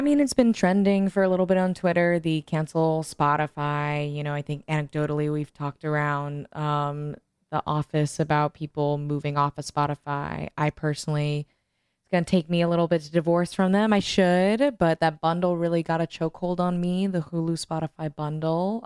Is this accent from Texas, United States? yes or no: yes; Texas, United States; I grew up in Texas. I went to school in public schools in Texas